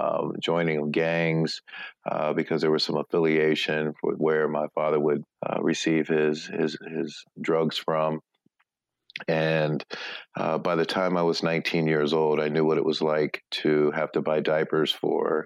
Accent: Akron, Ohio, United States; I was born and raised in Akron, Ohio. It's my hometown

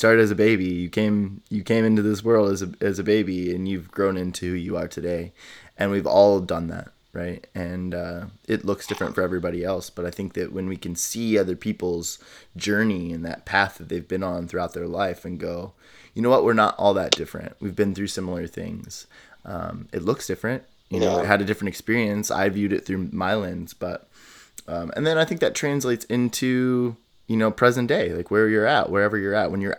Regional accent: Midwest, United States; I grew up in the United States and conservative, you know, Midwest, you know, like very different experiences.

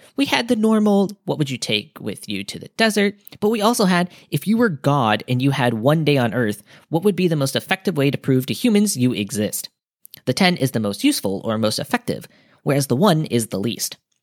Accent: United States; being an American

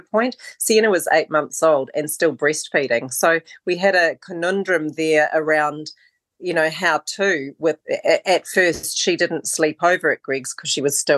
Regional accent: Christchurch, Canterbury, New Zealand; born or raised there; also born or lived in Oamaru, New Zealand / Wellington, New Zealand / Queenstown, New Zealand

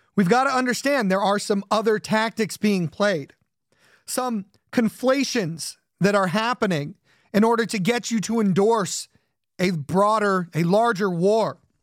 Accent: Southern California, United States; I grew up in Southern California.

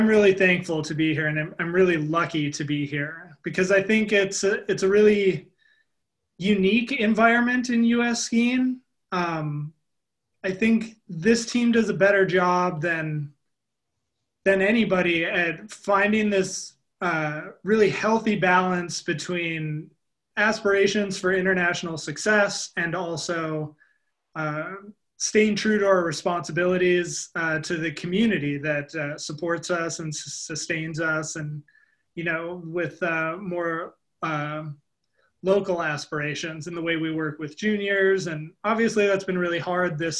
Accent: Lakeville, Minnesota, United States; I grew up in Lakeville, Minnesota, which is a small little suburb just south of the Twin Cities.

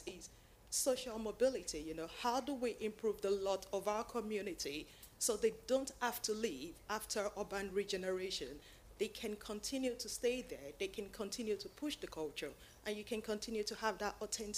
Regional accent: London, United Kingdom; as a Londoner

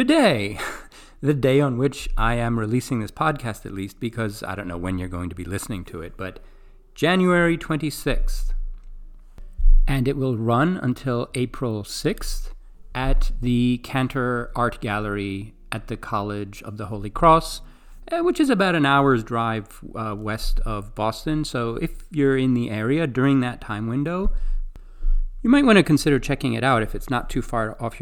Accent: Greece; moved away; I grew up in Greece

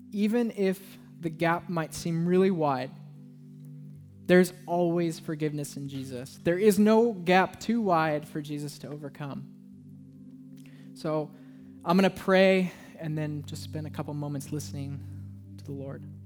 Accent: Southern California, United States; now in Portland, United States; I'm from Southern California

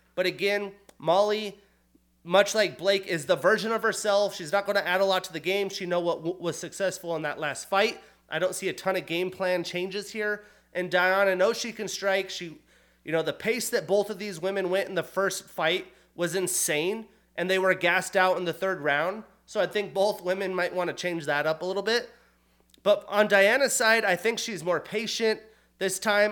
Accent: United States; also born or lived in Montana / Wyoming; growing up in Montana, in Wyoming

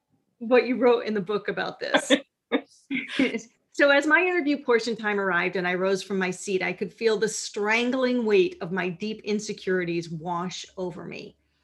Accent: Minnesota, United States; from Minnesota was the first thing that flowed naturally out of my mouth

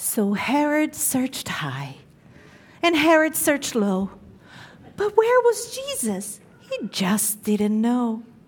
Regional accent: Brazil; moved away; growing up in Brazil, I grew up knowing Christmas to be a huge celebration

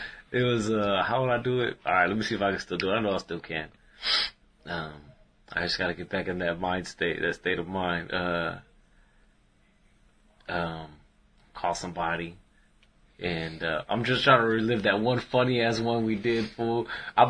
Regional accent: Dallas, Texas, United States; I grew up in Oak Cliff, the south part of the city.

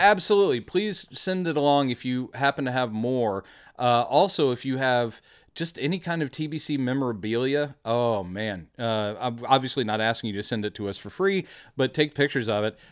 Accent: Texas, United States; We are from Texas.

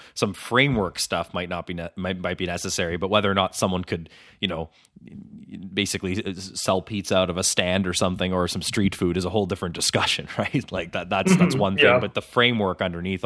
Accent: Ottawa, Ontario, Canada; my hometown of Ottawa

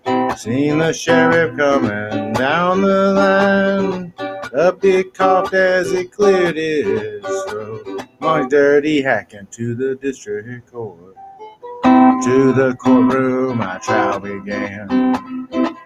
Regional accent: Midwest, United States; I grew up in the Midwest

